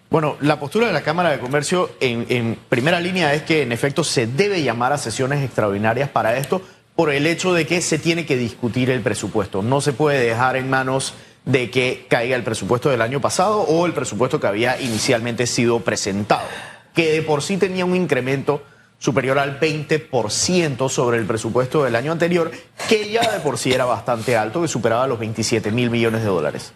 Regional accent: Panama; nosotros como ciudadanos panameños

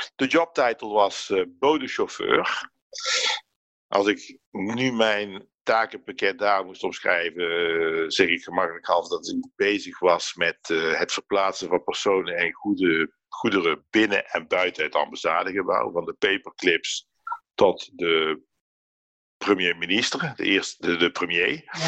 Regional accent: Netherlands; now in France; In mijn geboortedorp

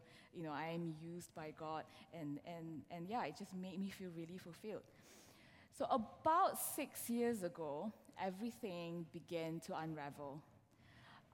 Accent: Malaysia; moved away as an adult; now in London, United Kingdom; I am originally from Malaysia. I moved to this country, to London specifically, with my husband and my now 9-year-old son. So we've been here for 5 years now.

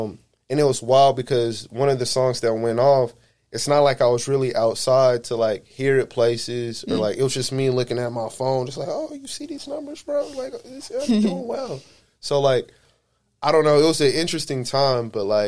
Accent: Honolulu, Hawaii, United States; born there; also born or lived in El Paso, Texas / Killeen, Texas; So I was born in Honolulu. I was there for a little bit.

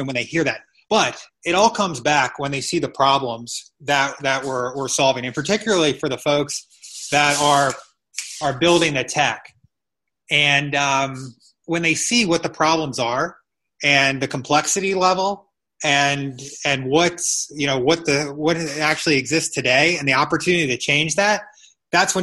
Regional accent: Annapolis, Maryland, United States; moved away as an adult; now in Columbus, United States; I'm from Annapolis, Maryland, and I moved to Columbus just over a year ago.

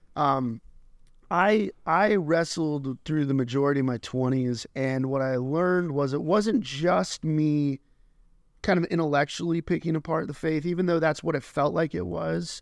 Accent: Colorado Springs, Colorado, United States; I was born and raised in Colorado Springs

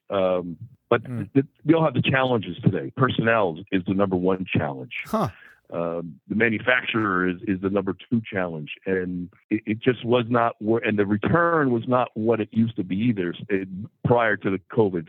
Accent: Hawthorne, New Jersey, United States; also born or lived in Midland, Michigan; I'm actually from Hawthorne, New Jersey

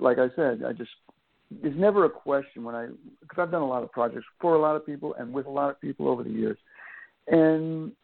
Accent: Long Island, New York, United States; When I was growing up on Long Island and New York

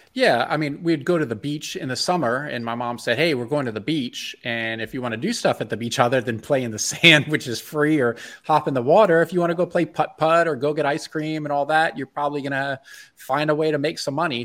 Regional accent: Bethesda, Maryland, United States; moved away as an adult; I grew up in Bethesda, Maryland, um, and I lived there till I was twenty-one

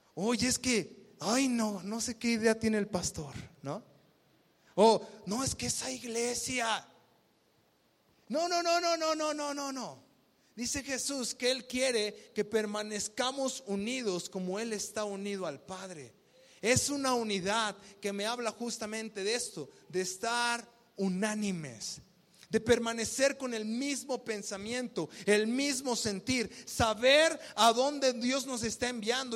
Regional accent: Mexico; vivimos como mexicanos

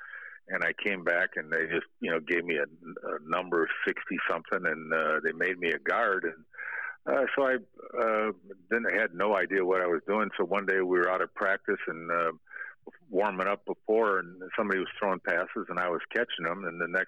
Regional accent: Streator, Illinois, United States; moved away as an adult; growing up in Streeter, I think, you know, the one thing, you know, it's good, hardworking people that, and it's a town that, you know, had some tough people that, you know, weren't afraid to put their dukes up and fight.

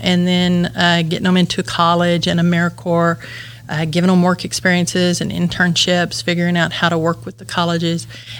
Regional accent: West Texas, United States; moved away as an adult; I was a rural West Texas kid, was not going to stay in my hometown.

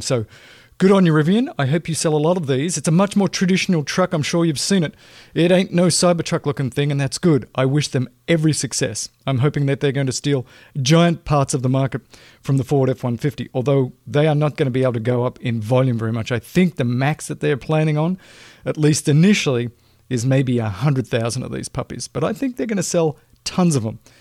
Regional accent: Australia; moved away; I'm an Australian, right? Grew up in a socialist country.

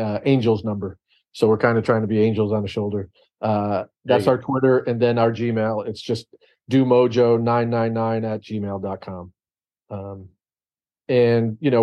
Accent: New York, United States; I grew up in New York

